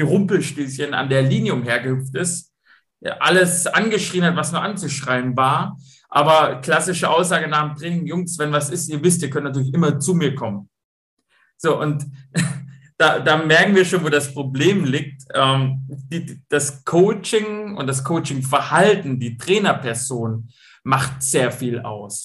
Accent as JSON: {"language": "German", "town": "Stuttgart", "region": "Baden-Württemberg", "country": "Germany", "also_born_or_lived": "Braunschweig", "accent": "Swabian", "moved": "as an adult", "said": "ich bin Schwabe, ich komme aus Stuttgart"}